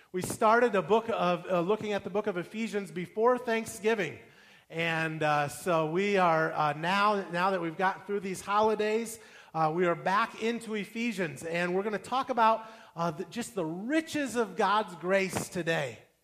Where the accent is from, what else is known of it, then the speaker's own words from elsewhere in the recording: Midwest, United States; I grew up saying pop cans, I'm from the Midwest